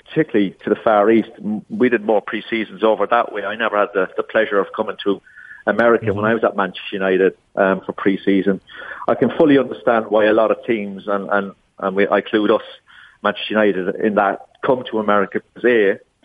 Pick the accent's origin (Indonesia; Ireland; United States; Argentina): Ireland; moved away as an adult; I grew up in Ireland